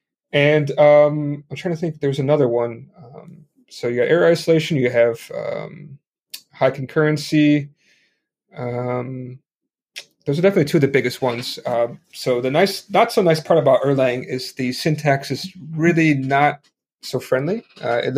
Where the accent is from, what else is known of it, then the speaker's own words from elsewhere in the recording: Chicago, Illinois, United States; moved away as an adult; now in Hong Kong; I'm a American originally from Chicago, living in Hong Kong